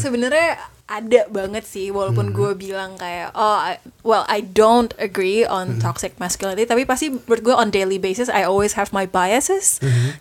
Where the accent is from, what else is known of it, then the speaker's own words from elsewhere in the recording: Minangkabau, West Sumatra, Indonesia; gue orang Minang, jadi background gue sendiri itu matriahat